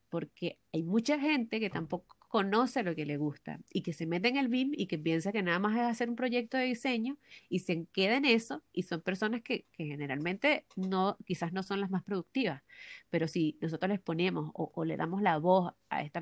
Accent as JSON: {"language": "Spanish", "country": "Venezuela", "lives_now": "Santiago, Chile", "said": "cuando salí de Venezuela no tenía idea de que yo iba a llegar al límite de todo lo que hago yo en un día."}